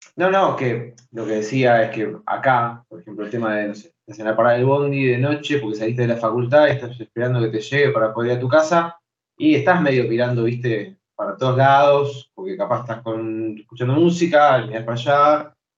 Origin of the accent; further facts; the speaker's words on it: Buenos Aires, Argentina; also born or lived in Santa Cruz, Argentina / Chubut, Argentina / Esquel, Argentina; yo hablo quizás como porteño